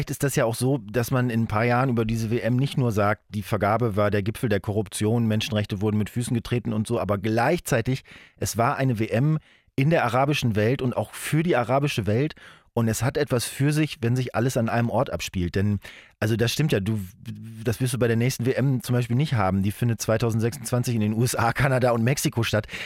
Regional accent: Spain; Wie wir, als Spanier vielleicht nicht, aber so

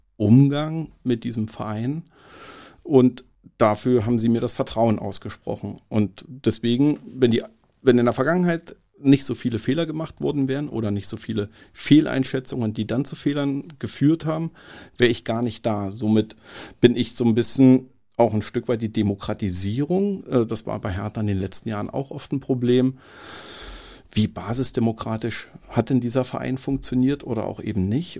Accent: Berlin, Germany; also born or lived in Marienberg / Dresden; bin in einem Umfeld in Marzahn aufgewachsen

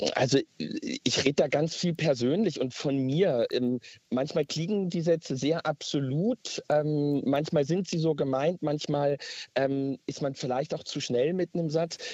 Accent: East Germany, Germany; bei uns in Ostdeutschland

